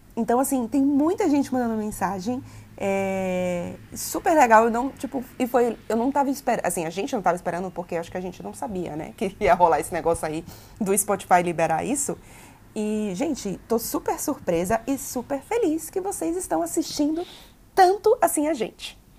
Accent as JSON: {"language": "Portuguese", "region": "Bahia", "country": "Brazil", "accent": "baianês", "said": "quando eu estou muito, muito chateada, a minha voz é puro baianês"}